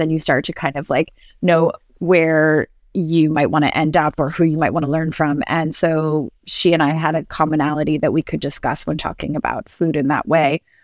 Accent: New York City, New York, United States; also born or lived in Barcelona; New York City, which is my hometown

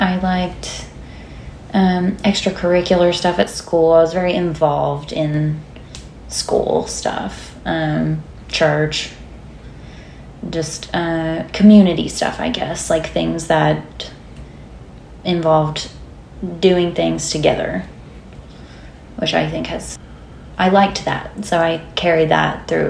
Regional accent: Rainesville, Alabama, United States; moved away as an adult; also born or lived in Tuscaloosa, Alabama; now in Nashville, United States; I'm from Northeast Alabama, a small town called Rainesville. Not much going on there. Then I moved to Tuscaloosa to go to school at University of Alabama, and then I moved here.

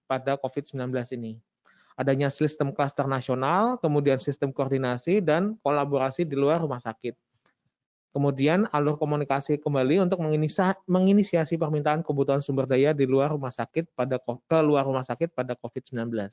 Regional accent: Java, Indonesia; mungkin karena saya orang Jowo jadinya ….

